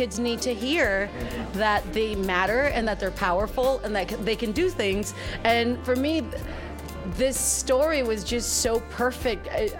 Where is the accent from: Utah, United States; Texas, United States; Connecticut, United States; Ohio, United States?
Texas, United States; South; I'm from South Texas. And, you know, it's like, I tell everybody all the time that I didn't grow up with a lot of money.